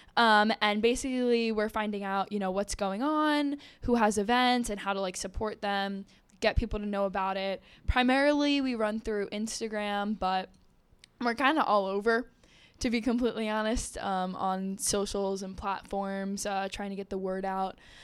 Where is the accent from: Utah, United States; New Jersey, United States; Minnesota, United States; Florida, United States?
New Jersey, United States; I'm from New Jersey